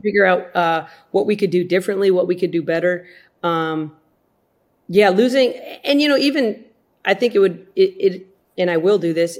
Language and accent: English; South Dakota, United States; I grew up in South Dakota